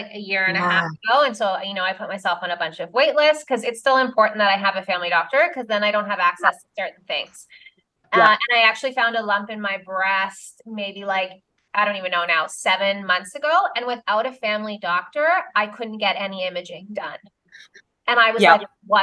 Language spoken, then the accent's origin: English; Canada; I'm Canadian